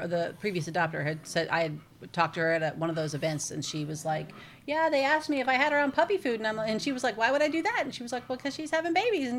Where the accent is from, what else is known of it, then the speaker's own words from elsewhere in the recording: Plano, Texas, United States; I grew up in Plano and my whole life lived in the same house from the time I was 6 until I graduated high school.